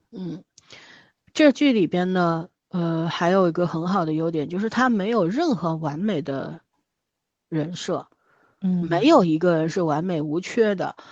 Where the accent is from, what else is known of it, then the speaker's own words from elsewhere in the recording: Shanghai, China; 我们上海这边出殡的时候